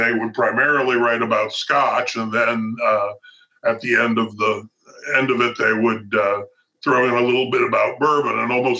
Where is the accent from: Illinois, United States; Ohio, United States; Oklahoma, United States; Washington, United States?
Ohio, United States; now in Louisville, United States; I came there from Ohio